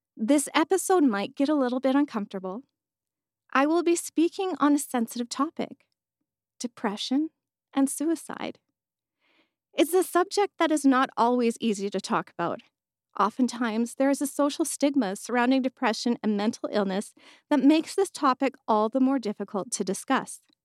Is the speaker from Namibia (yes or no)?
no; Edmonton, Alberta, Canada; I was born and raised in Edmonton, Alberta